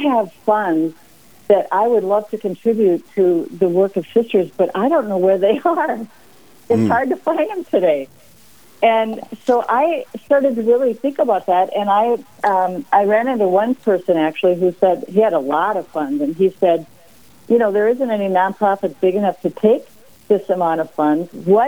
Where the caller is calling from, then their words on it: St. Paul, Minnesota, United States; St. Paul, Minnesota.